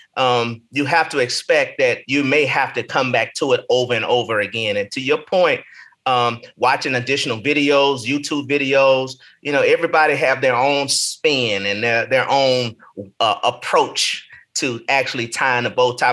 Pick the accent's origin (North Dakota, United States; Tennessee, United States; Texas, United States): Tennessee, United States; Nashville; moved away as an adult; also born or lived in Martin, Tennessee / Chicago, Illinois / Des Moines; now in Atlanta, United States; I grew up in Nashville, Tennessee